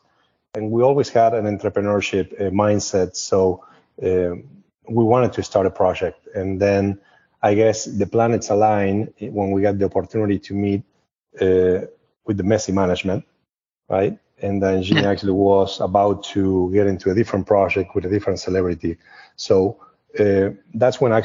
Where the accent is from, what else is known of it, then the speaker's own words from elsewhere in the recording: Argentina; English is a second language; also born or lived in Vancouver, Canada; now in United States; I'm originally from Argentina. I live in the United States since approximately the end of 1999 or 2000.